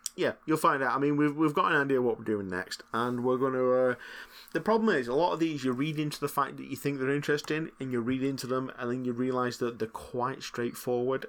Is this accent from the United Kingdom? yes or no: yes; Lancashire, North West England, United Kingdom; accent: Lancashire